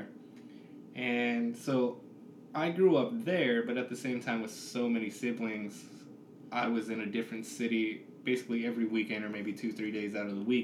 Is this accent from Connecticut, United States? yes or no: no; Southern California, United States; moved away as an adult; I grew up in Southern California